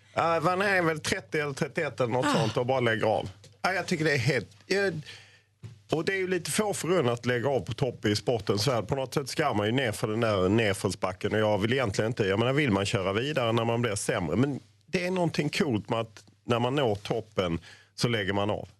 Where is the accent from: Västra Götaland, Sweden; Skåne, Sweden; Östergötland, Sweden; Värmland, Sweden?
Skåne, Sweden; Lund; jag är ju född i Lund